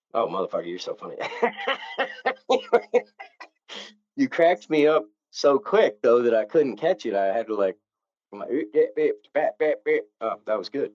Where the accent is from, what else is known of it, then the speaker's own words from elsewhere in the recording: Novato, California, United States; I grew up 50 miles north of there in a little town called Novato